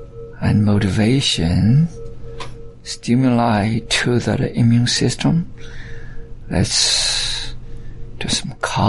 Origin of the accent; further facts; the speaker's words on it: China; also born or lived in Alabama / Georgia / Texas / California; now in United States; And yes, I came from China, but I live most of my life in the United States, and I consider myself as Alabamian, and of course partially Georgia, and I stayed in Houston, and from Texas a while, and California for a while.